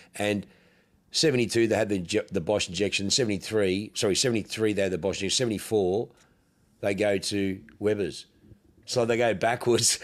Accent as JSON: {"language": "English", "country": "Australia", "accent": "ocker", "said": "I'm so fucking ocker"}